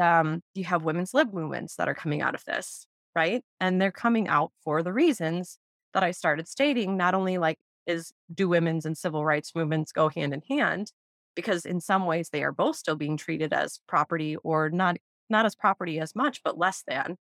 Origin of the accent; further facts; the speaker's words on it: Wisconsin, United States; growing up in Wisconsin in the 90s